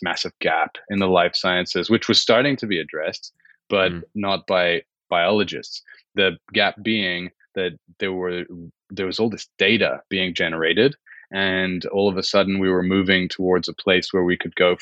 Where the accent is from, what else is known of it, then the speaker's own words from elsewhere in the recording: Switzerland; also born or lived in United Kingdom; now in Geneva, Switzerland; I grew up in Switzerland.